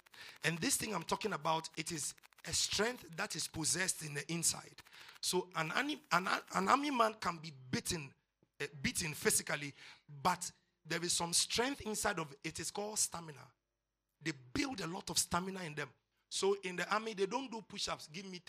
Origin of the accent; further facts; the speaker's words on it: Odi, Bayelsa, Nigeria; Pastor, I grew up in Odi.